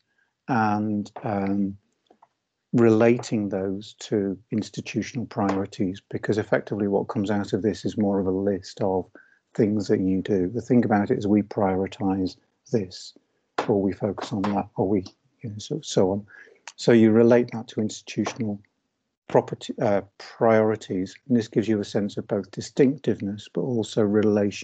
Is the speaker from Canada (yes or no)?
no; Liverpool, North West England, United Kingdom; I am from Liverpool. And I was, along with my brother, I was first in family to go to university.